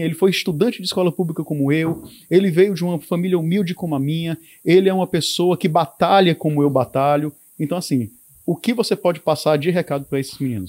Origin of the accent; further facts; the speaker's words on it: Ceará, Brazil; nós enquanto cearenses temos é a capacidade de superar obstáculos